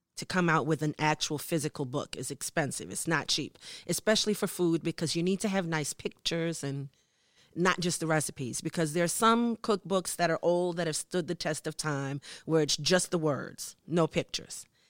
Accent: United States; moved away as an adult; now in Norway; as a black person growing up in America

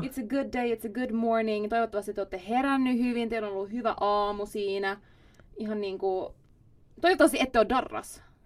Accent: Espoo, Uusimaa, Finland; first language Swedish; Finnish is a second language; moved away as an adult; now in Stockholm, Sweden; Mä oon Espoosta kotoisin ja sitten mä oon asunut siellä niin kuin koko mun elämän perheen kanssa

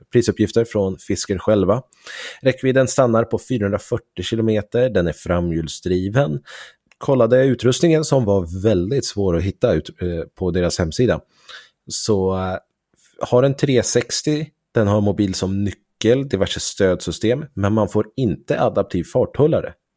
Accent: Sweden; vi svenskar

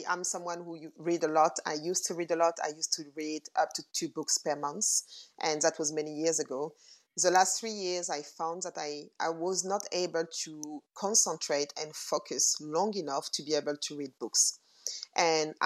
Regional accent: Paris, Île-de-France, France; moved away as an adult; also born or lived in London, United Kingdom / Burkina Faso; now in New York, United States; I grew up in Paris. I was born and raised in Paris.

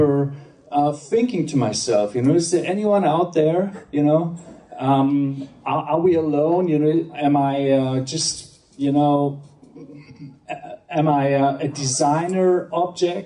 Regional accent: Hamburg, Germany; I'm from Hamburg, Germany.

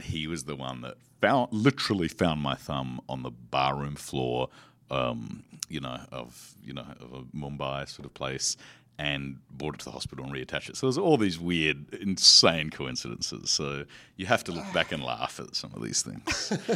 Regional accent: Australia; I come from Australia.

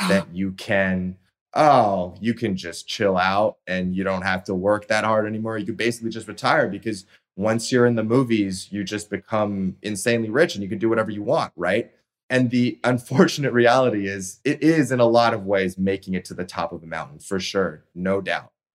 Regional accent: Toronto, Ontario, Canada; moved away; my hometown of Toronto

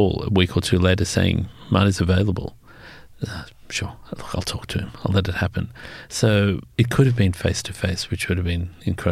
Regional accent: Sydney, New South Wales, Australia; I'm pure yokel. I come from Western Sydney back in the days when it seemed to be the far end of the world.

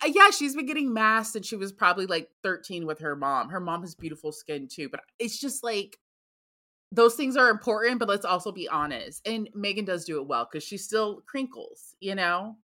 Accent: United States; I am American.

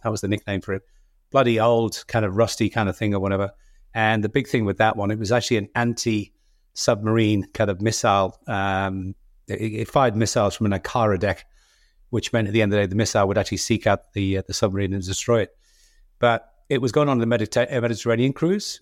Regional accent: Liverpool, North West England, United Kingdom; moved away as an adult; I come from Liverpool

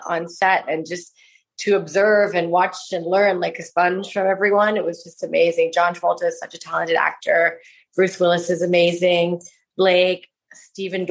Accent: Bangkok, Thailand; I loved growing up in Bangkok

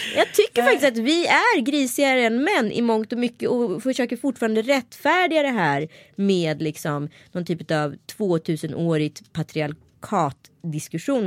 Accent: Örebro, Örebro County, Sweden; accent: Närke dialect (närkingska)

